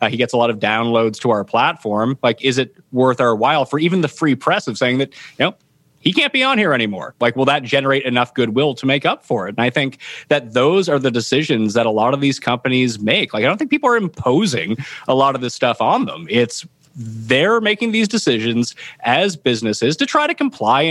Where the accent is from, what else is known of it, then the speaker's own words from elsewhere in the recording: Halifax, Nova Scotia, Canada; I stayed local to where I'm from. I'm from Halifax, Nova Scotia